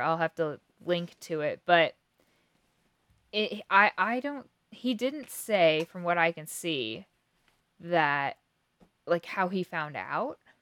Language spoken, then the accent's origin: English; Kansas, United States; we're from Kansas